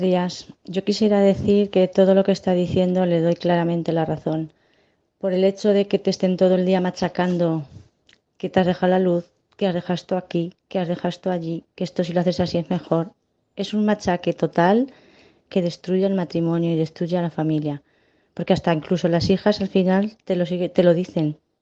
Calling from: Granada, Andalusia, Spain; Llamo desde Granada

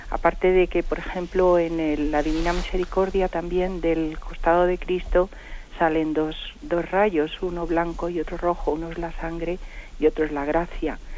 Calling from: Madrid, Community of Madrid, Spain; Soy … de Madrid.

